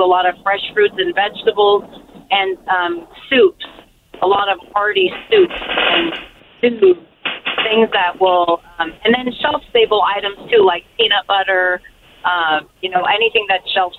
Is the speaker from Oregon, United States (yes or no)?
yes; Portland, Oregon, United States; I was born and raised in Portland, Oregon